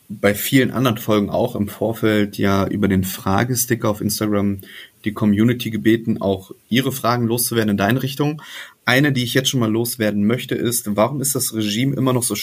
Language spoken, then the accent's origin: German; West Germany, Germany; also ich bin ja in Ostdeutschland geboren, dann bin ich mit mhm. sechs Jahren, als die Mauer fiel, bin ich nach Westdeutschland gekommen.